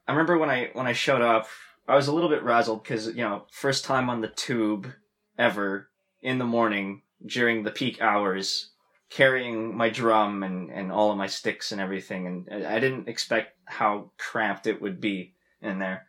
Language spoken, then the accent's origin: English; Ottawa, Ontario, Canada; moved away as an adult; also born or lived in Long Beach, California; now in London, United Kingdom; I'm from Canada